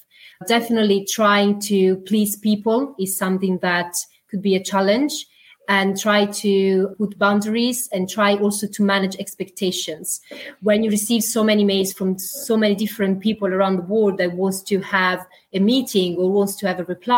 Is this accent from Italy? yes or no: yes; Italy; English is a second language; moved away as an adult; now in United Kingdom; I'm Italian, so English is my second language